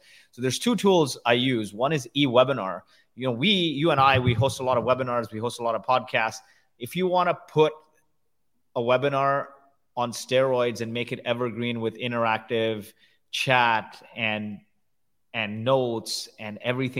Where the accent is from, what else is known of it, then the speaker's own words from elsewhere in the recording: India; also born or lived in Kuwait; but I grew up in the slums of India. And I was born in Kuwait. My parents are from India. They happened to go to Kuwait.